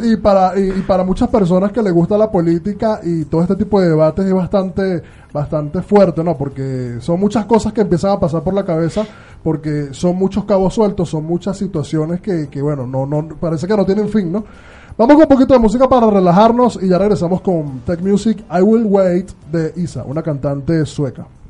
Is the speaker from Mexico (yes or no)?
no; Venezuela; los venezolanos